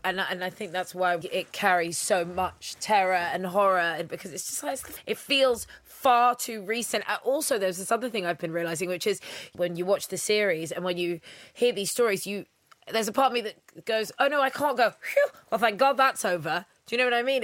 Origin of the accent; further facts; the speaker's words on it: United Kingdom; a British mixed race woman